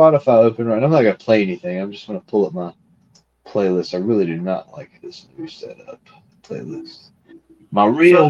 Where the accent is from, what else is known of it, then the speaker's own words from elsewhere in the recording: the South, United States; those of us born and raised in the South